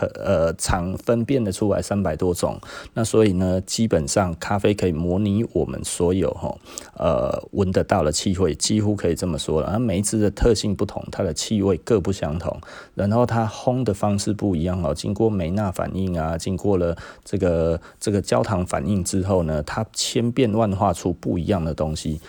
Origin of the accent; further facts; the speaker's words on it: Taiwan; 我们台湾人